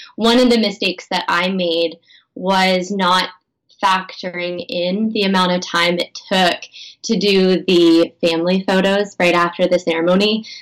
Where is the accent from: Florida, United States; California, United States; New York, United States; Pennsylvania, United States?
Pennsylvania, United States; I grew up in Pennsylvania